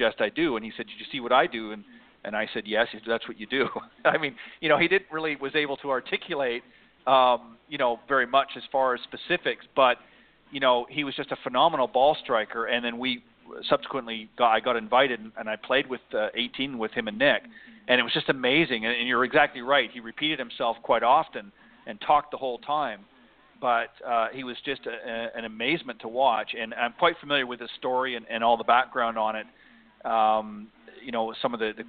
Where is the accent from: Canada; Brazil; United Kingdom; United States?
Canada; moved away; I'm actually originally from Canada